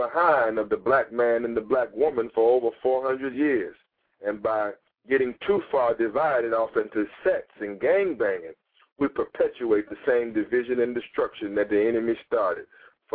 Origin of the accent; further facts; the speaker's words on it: Los Angeles, California, United States; moved away; I'm from Los Angeles, California